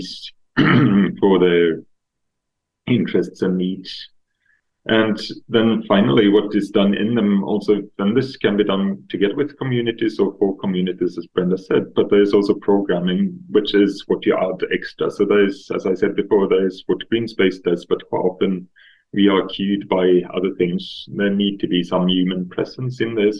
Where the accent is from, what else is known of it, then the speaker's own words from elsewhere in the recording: Stockholm, Stockholm County, Sweden; I'm from Stockholm, so I grew up in the suburbs